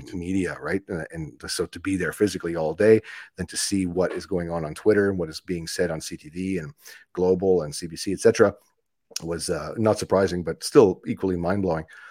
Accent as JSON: {"language": "English", "town": "Ottawa", "region": "Ontario", "country": "Canada", "tie": "born or raised there", "said": "I grew up in Ottawa"}